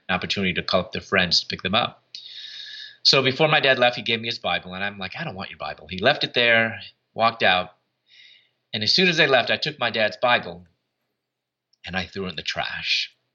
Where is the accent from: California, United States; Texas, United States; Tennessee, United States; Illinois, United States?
Illinois, United States; Chicago; moved away as an adult; also born or lived in Louisville, Kentucky / Atlanta, Georgia; I'm from Chicago, and I moved from Chicago to Louisville, Kentucky to get my doctorate.